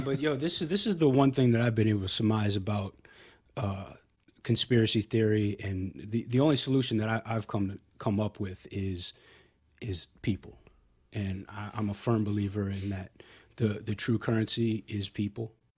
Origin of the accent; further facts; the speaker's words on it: Hilton Head, South Carolina, United States; now in Austin, United States; I grew up in South Carolina, a little island called Hilton Head.